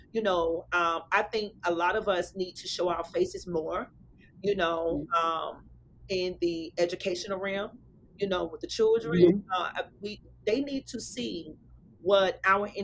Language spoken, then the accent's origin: English; Alabama, United States; moved away; I'm from Alabama, you know, and so when I went back home and visit during the summers